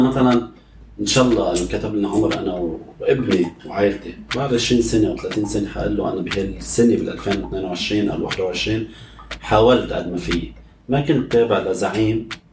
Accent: Lebanon; moved away; نحن بلبنان

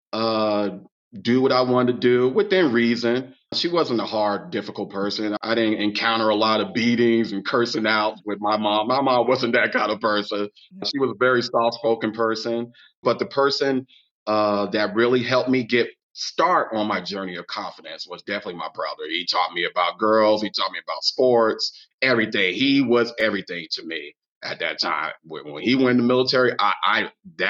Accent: Long Beach, California, United States; moved away as an adult; I grew up in Long Beach

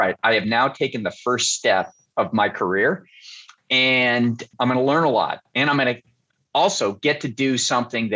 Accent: Bellevue, Washington, United States; in Seattle, where I grew up. I grew up in the Puget Sound area

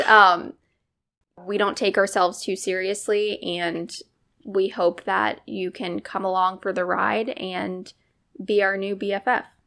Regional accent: Cincinnati, Ohio, United States; Born and raised in Cincinnati

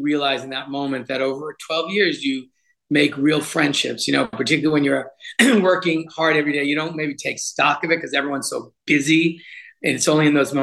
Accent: Rhode Island, United States; come back to my home state

